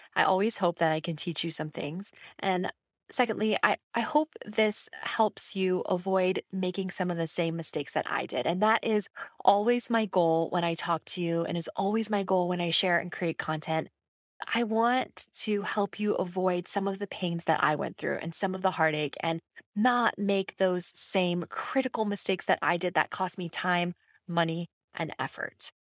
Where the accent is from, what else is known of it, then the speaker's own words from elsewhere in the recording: Hawaii, United States; moved away as an adult; also born or lived in Los Angeles / Washington, D.C.; I am from Hawaii.